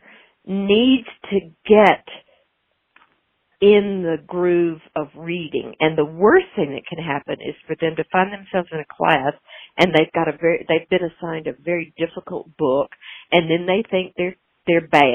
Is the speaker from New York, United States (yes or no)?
no; Nashville, Tennessee, United States; I'm from Nashville